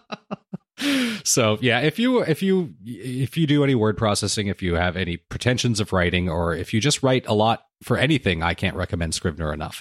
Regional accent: United States; my wife and I are both first generation American. Well, she's Canadian, I'm American.

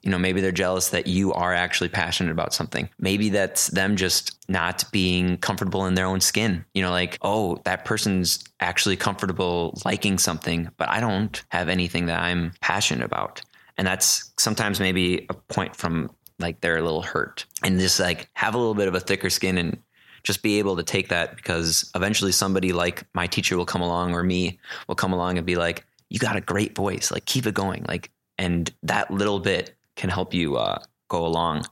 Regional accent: Port Washington, Wisconsin, United States; also born or lived in Madison, Wisconsin; I'm originally from Port Washington, Wisconsin. Went to Port Washington High School, grew up there

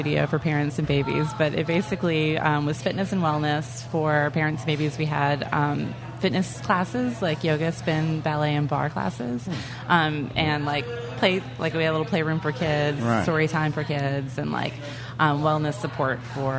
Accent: New Orleans, Louisiana, United States; But I was born, my parents aren't from here. I was born and raised here, but my family is not.

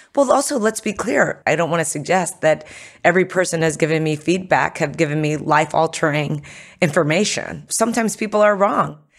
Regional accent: United States; I was born in America

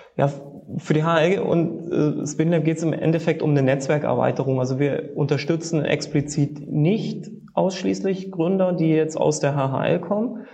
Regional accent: Leipzig, Saxony, Germany

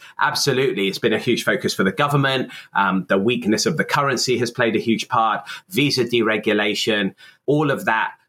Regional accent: Exeter, South West England, United Kingdom; moved away as an adult; also born or lived in Warwick / London; now in Japan; I was born in Exeter in Devon, which is in the southwest of England in the United Kingdom, a few decades ago. And that's where I lived all my life until I went to Warwick University.

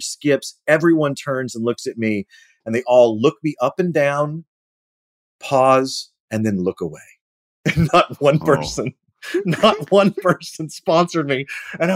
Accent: Louisiana, United States; moved away; I'm from Louisiana

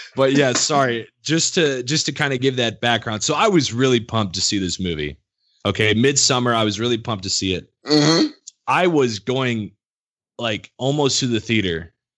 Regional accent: United States; also born or lived in Illinois side of St. Louis area; now in Missouri, United States; I grew up around St. Louis, like all my life

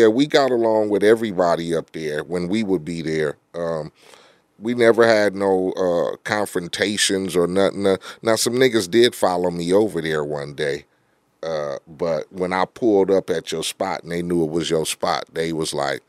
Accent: Compton, California, United States; I grew up in Compton. I was fucking gangbanging at 13, 14 years old.

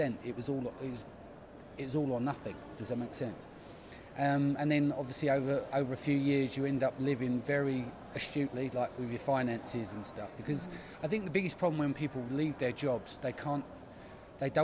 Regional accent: London, United Kingdom; we're from the East End. We didn't have much

